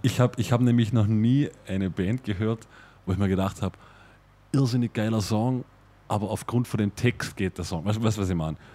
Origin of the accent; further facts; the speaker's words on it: Vorarlberg, Austria; accent: Vorarlberger Dialekt; in unserem Vorarlberger Dialekt